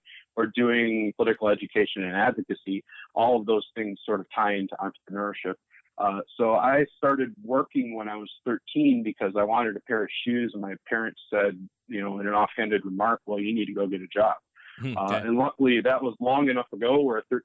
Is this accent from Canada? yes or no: no; South Lyon, Michigan, United States; also born or lived in Pontiac, Michigan / Maine; now in Detroit, United States; My family, I grew up in South Lyon, which is far from the city.